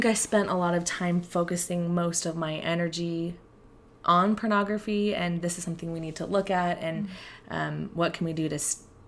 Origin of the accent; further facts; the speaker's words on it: Portland, Oregon, United States; moved away as an adult; also born or lived in Provo, Utah; I grew up in Portland, Oregon